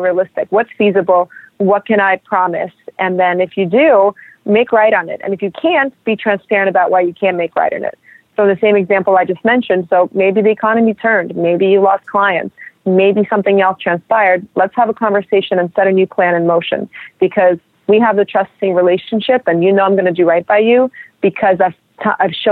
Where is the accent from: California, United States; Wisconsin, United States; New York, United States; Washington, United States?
New York, United States; New York City; also born or lived in Russia; I'm a New Yorker and I'm a Russian person